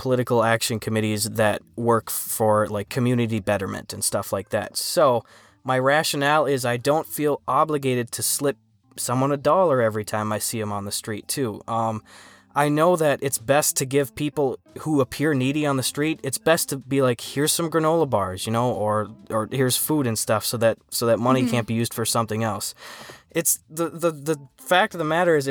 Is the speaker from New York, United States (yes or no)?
yes; New York, United States; accent: New York; my big New York accent